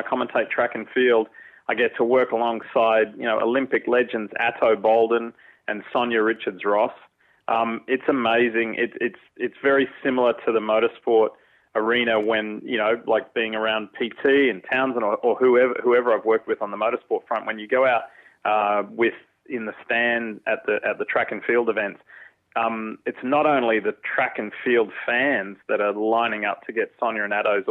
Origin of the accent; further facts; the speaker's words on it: Australia; moved away; growing up in Australia